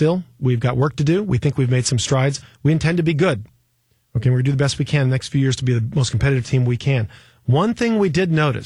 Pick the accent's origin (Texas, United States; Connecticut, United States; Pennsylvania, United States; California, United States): California, United States; Bay Area; also born or lived in East Coast / Los Angeles; growing up in the Bay Area for most of my life, I mean, I've lived on the East Coast and L.A., but really for 31 years in the Bay Area